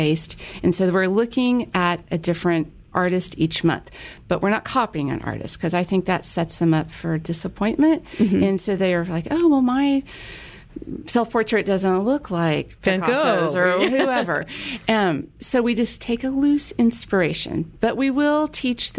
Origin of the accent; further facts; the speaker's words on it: Park Cities, Texas, United States; I was born and raised in the Park Cities